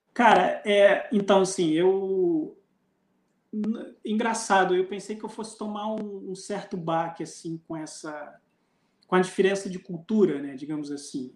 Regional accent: Brazil; o senhor é brasileiro? Eu falei, sou

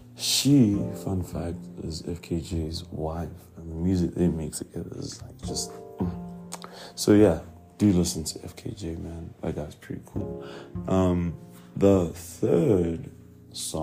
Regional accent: Pretoria, Gauteng, South Africa; I'm from Pretoria

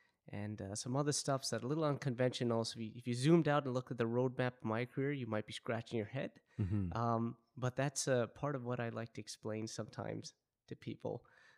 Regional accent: Vancouver, British Columbia, Canada; So like you had mentioned, I'm born and raised in Vancouver.

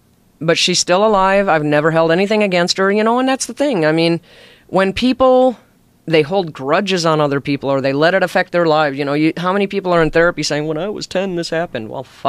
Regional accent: Alaska, United States; also born or lived in Chicago; Well, I was born in Chicago. And at a very early age, my mom was leaving my dad. And back then, divorce still wasn't very popular, but she left him, brought us up to Alaska, and then she left to go do her own thing.

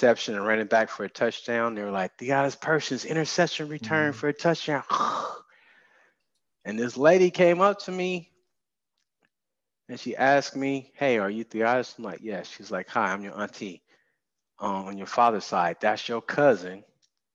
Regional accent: Oakland, California, United States; Born and raised in Oakland

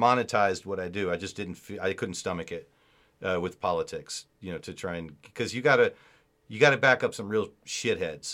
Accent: United States; moved away; I'm from Virginia, North Carolina

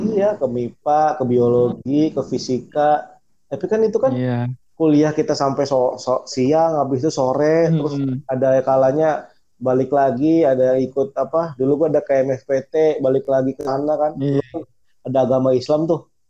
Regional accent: Jakarta, Indonesia; moved away as an adult; also born or lived in Yogyakarta; aslinya sih kita berdua dari Jakarta jadi iya, Jakarta yang kuliah di Jogja.

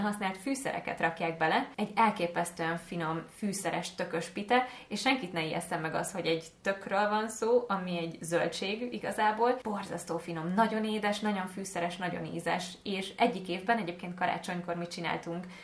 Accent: Hungary; magyar vagyok

